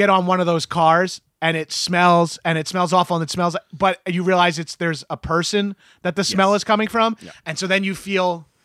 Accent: New York, United States; now in Los Angeles, United States; and I'm from New York, and I'm only lived in LA for like nine months.

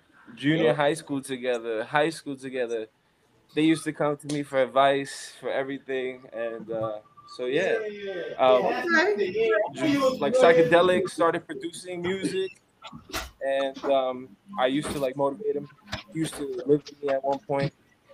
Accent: New York City, New York, United States; now in Phoenix, Arizona, United States; I'm from Crown Heights, Brooklyn. Grew up there for years of my life.

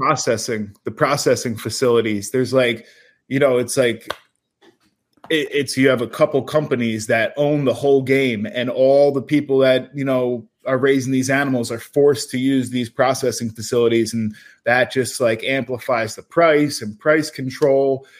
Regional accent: New Jersey, United States; we're the Garden State

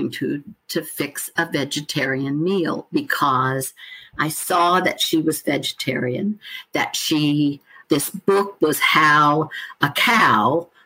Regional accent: Oregon, United States; now in South Carolina, United States; although I'm a Westerner. I'm from Oregon originally. I've lived here for 35 years

